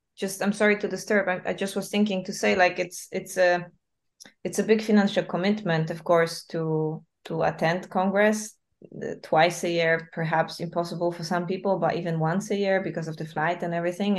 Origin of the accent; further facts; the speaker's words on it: Wrocław, Lower Silesian Voivodeship, Poland; moved away; I'm from Wrocław, but like coming back every year to visit my family